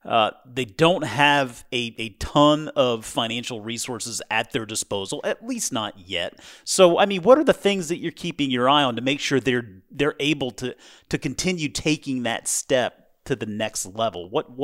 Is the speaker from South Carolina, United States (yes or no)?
yes; South Carolina, United States; also born or lived in Georgia; now in Washington, United States; You know, given that I'm from South Carolina and moved up here from Georgia, yeah, I kind of do feel like this is the Northeast